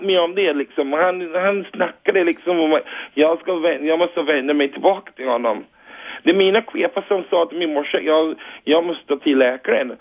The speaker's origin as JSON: {"language": "Swedish", "country": "Barbados", "second_language": "Swedish", "moved": "yes", "lives_now": "Rågsved, Sweden", "said": "jag kommer från Barbados"}